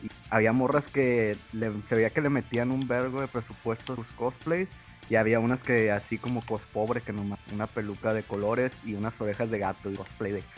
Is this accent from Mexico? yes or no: yes; Guadalajara, Jalisco, Mexico; now in Monterrey, Mexico; vivo en Monterrey, pero no soy de Monterrey, no crecí acá. Pero afortunadamente pues crecí en Guadalajara